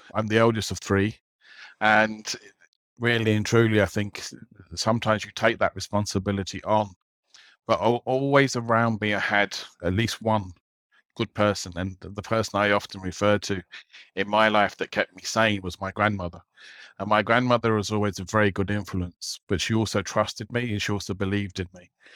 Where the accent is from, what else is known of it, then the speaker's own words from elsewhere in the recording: London, United Kingdom; moved away as an adult; now in Dublin, Ireland; I grew up in London